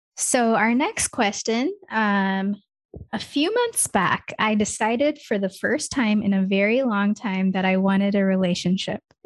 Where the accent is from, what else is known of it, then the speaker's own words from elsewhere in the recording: Michigan, United States; first language English; also born or lived in India; I'm from Michigan because that's where I grew up. Like, I grew up there since I was, like, four or five years old.